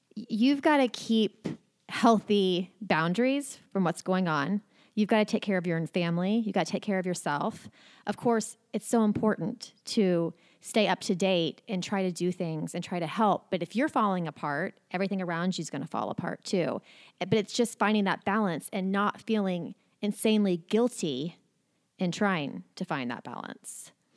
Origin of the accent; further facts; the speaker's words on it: Oklahoma City, Oklahoma, United States; I was born and raised in Oklahoma City